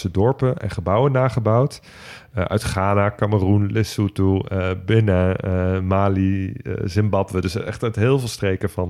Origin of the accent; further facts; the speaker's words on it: Nijmegen, Gelderland, Netherlands; Nou, ik ben als Nijmegenaar natuurlijk eh, opgegroeid met de Vierdaagse. Zeker omdat ik op de Sint-Anna-straat woonde.